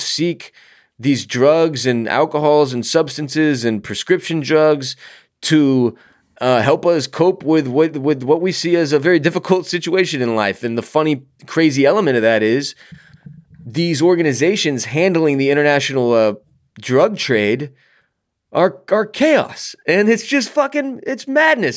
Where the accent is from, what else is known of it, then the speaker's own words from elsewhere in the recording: United States; as an American